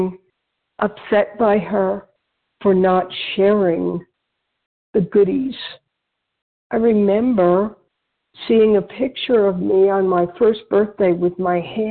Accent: Westchester County, New York, United States; moved away as an adult; also born or lived in Switzerland; I was born in New York area, Westchester County

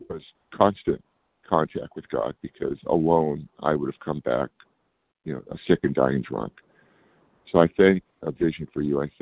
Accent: California, United States; I'm from California.

